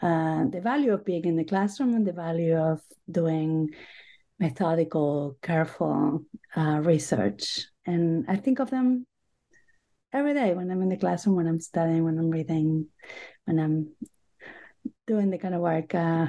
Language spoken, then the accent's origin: English; Buenos Aires, Argentina; English is a second language; now in United States; I grew up in Buenos Aires, Argentina. I have been in the U.S. for most of my life now. I came to study English for a few months, and I kept renewing my stay.